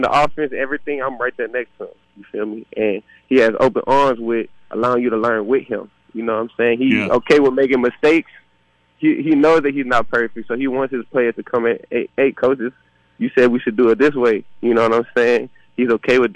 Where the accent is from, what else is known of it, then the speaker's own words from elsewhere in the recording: Louisiana, United States; I'm from Louisiana